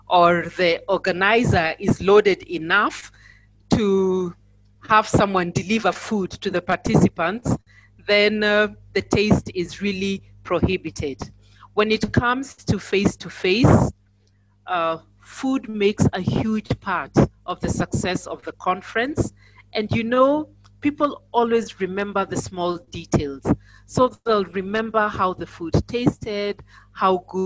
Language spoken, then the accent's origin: English; Nairobi, Kenya; I am from Nairobi, Kenya